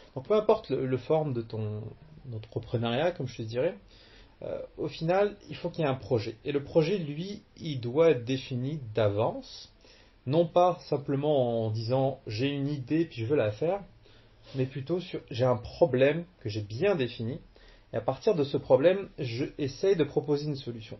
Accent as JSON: {"language": "French", "town": "Cherbourg", "region": "Normandy", "country": "France", "tie": "born or raised there", "also_born_or_lived": "Algeria / Caen", "moved": "as an adult", "lives_now": "Quebec, Canada"}